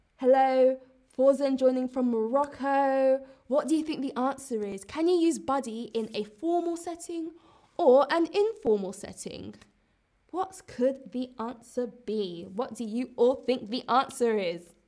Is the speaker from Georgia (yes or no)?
no; London, United Kingdom; I'm British, I'm from London